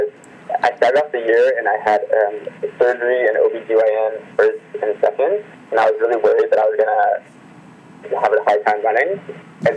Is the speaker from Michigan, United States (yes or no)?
yes; Detroit, Michigan, United States; moved away as an adult; also born or lived in Massachusetts; now in San Francisco, United States; I am originally from Detroit, Michigan